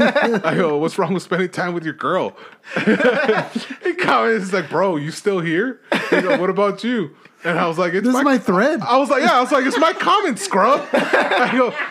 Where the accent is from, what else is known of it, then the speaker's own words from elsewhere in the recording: Los Angeles, California, United States; I'm from East